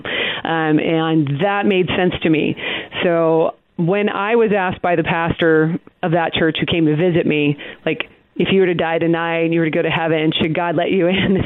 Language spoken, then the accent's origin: English; Portland, Oregon, United States; now in Texas, United States; I grew up in the Pacific Northwest. Um, I'm from Portland, Oregon